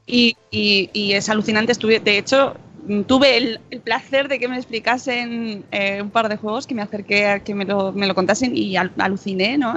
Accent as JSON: {"language": "Spanish", "region": "Catalonia", "country": "Spain", "accent": "Catalan", "said": "mi super acento catalán"}